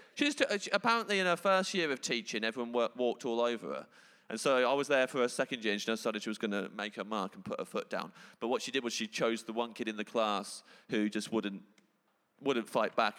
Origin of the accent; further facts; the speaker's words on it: England, United Kingdom; I'm English